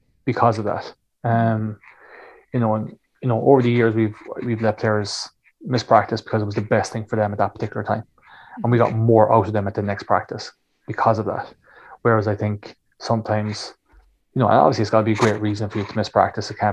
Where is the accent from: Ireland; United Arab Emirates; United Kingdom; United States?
Ireland